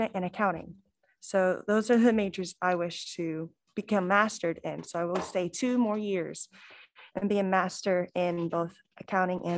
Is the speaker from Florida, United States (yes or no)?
yes; Bartow, Florida, United States; also born or lived in Cleveland, Ohio / Mulberry, Florida; I'm originally from Cleveland, Ohio, but I've lived here since I was probably three, so you could say I'm a Floridian